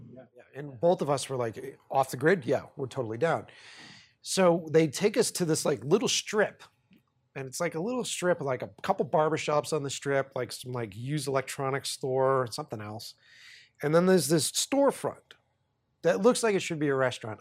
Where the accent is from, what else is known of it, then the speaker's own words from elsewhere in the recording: Boston, Massachusetts, United States; we're from Boston